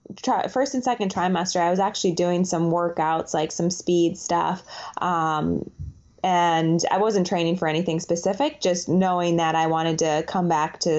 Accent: Waukesha, Wisconsin, United States; now in Portland, United States; I was born in Waukesha, Wisconsin, but I just recently moved to Portland, Oregon

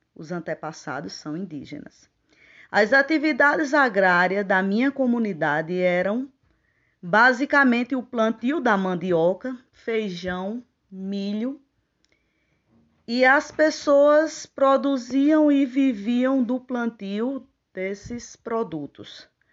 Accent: Puxinanã, Paraíba, Brazil; also born or lived in Campina Grande, Paraíba; Eu nasci em Campina Grande, na Paraíba, mas me criei na cidade de Puxinanã, no município de Puxinanã, Paraíba.

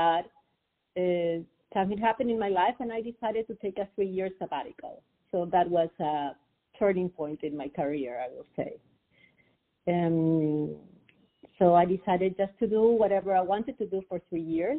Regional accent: Peru; I'm Peruvian, so I was born and raised in Peru.

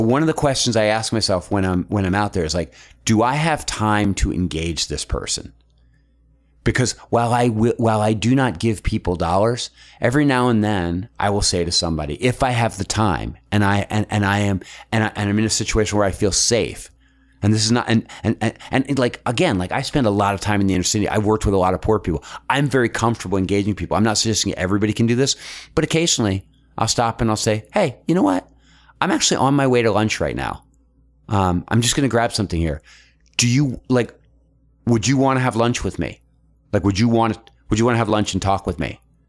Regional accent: Philadelphia, Pennsylvania, United States; And then I'll say like, you know, I came from Philadelphia.

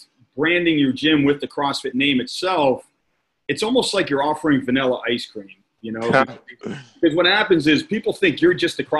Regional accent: Manville, New Jersey, United States; the area I grew up was it was actually a little town outside of New Brunswick called Manville, New Jersey.

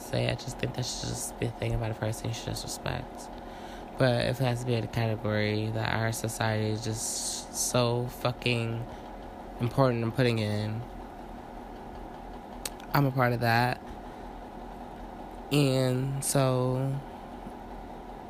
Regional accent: St. Louis, Missouri, United States; I'm from St. Louis. Born and raised

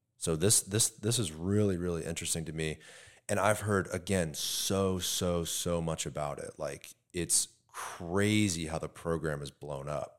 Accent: Tampa, Florida, United States; you or I that grew up here

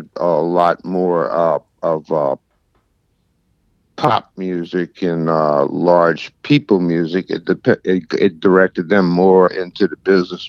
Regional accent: New Orleans, Louisiana, United States; I was born here in New Orleans, and I'm still living here.

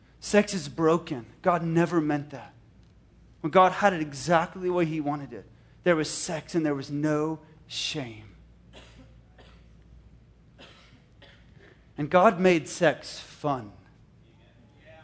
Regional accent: Canada; moved away; Canada. It's my homeland. I'm Canadian in heart

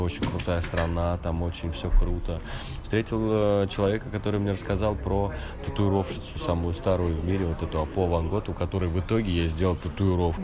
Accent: Siberia, Russia; now in Moscow, Russia; мама у меня живет в Сибири, я сам из Сибири

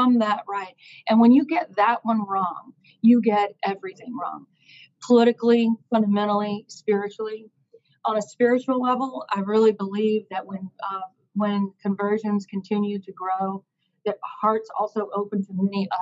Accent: Eastern North Carolina, United States; I'm from Eastern North Carolina, very Christian, saturated place to grow up, in a beautiful place.

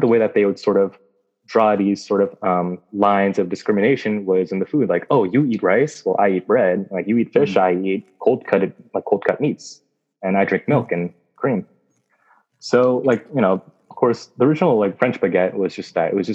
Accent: Vietnam; moved away; Vietnam, my home country

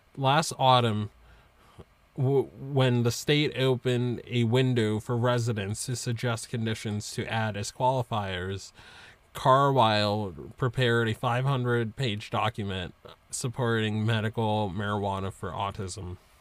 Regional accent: Massachusetts, United States; in my home state of Massachusetts

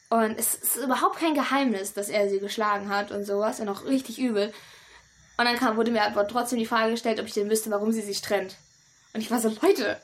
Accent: Germany; now in Kanambu, Ecuador; ich bin ja. eine Deutsche, ich komme aus Europa

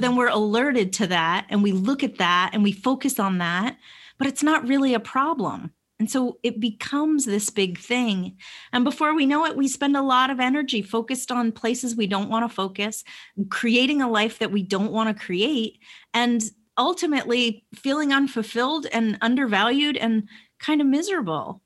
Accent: Vermont, United States; now in Atlanta, United States; I live in Atlanta, but I grew up in Vermont.

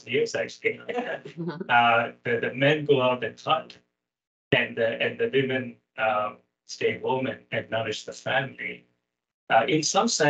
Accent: Kerala, India; moved away; I grew up in South India, southwestern part of India. It's a place called Kerala

